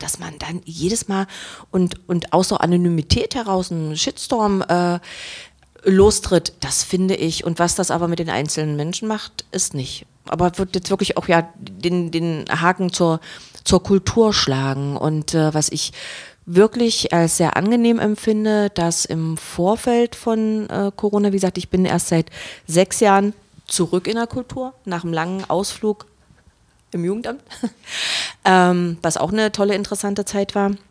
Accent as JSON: {"language": "German", "region": "Saxony-Anhalt", "country": "Germany", "tie": "born there", "said": "1980. Geboren äh, auf einem Dorf von Magdeburg. Äh, von, von Bernburg als Försterkind"}